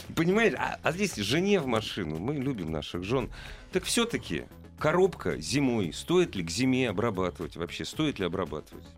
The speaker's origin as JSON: {"language": "Russian", "country": "Russia", "tie": "born or raised there", "said": "Так получилось, что я вырос в России. Я родился в нашей стране, которую очень люблю. Я вырос здесь"}